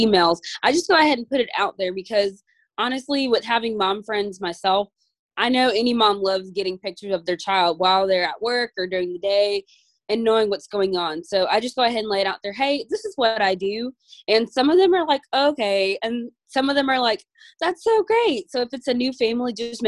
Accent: Georgia, United States; I'm from Georgia, and I work in a classroom

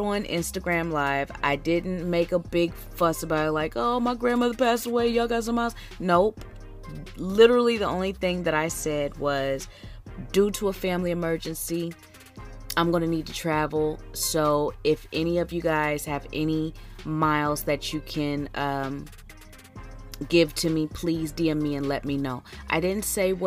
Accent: Philadelphia, Pennsylvania, United States; now in Houston, United States; I'm from Philly

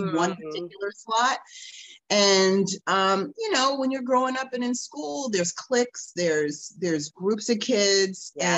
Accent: New Jersey, United States; moved away as an adult; also born or lived in Boston / Manhattan / Florida; I grew up in New Jersey. I was born in Boston, but I'm a Jersey girl.

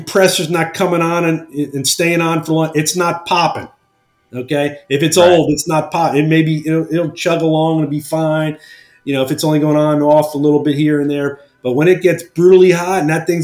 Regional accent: New Jersey, United States; moved away as an adult; now in Pennsylvania, United States; I'm a Jersey guy, even though I live in Pennsylvania now, I was born and raised in New Jersey, so I'm a Jersey Shore guy

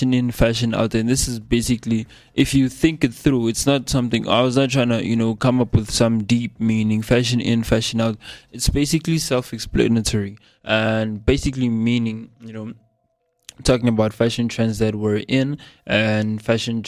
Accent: South Africa; accent: South African English; my normal accent, which is this one, the South African English accent

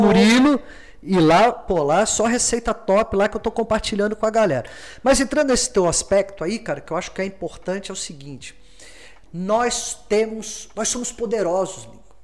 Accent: Rio de Janeiro, Brazil; Eu venho do Morisem Simples, morei entre duas favelas, subúrbio do Rio

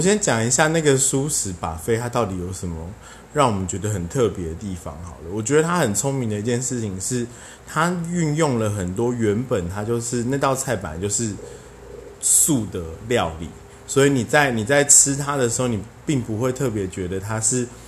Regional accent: Taiwan; 我们台湾人真的是走很前面

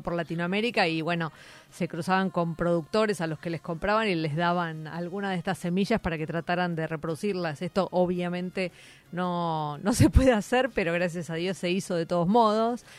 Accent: Buenos Aires, Argentina; como porteña

